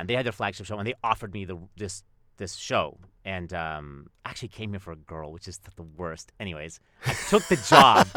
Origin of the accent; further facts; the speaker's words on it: Canada; I'm Canadian, and, like, I, I would spend time in Winnipeg